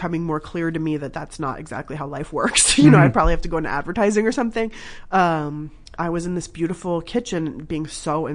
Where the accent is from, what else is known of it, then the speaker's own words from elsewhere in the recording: Southern California, United States; also born or lived in Berkeley, California; I grew up in Southern California. My parents are from Iran.